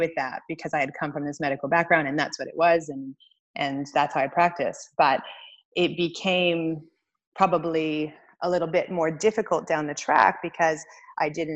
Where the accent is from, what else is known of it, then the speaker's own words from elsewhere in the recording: Winnipeg, Manitoba, Canada; moved away as an adult; also born or lived in Australia; I grew up in Winnipeg